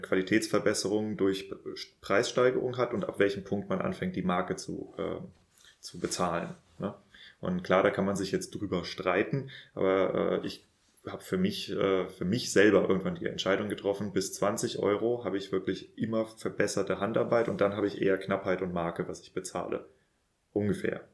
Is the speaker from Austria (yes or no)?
no; Northern Germany, Germany; moved away; ich komme ja ursprünglich aus Norddeutschland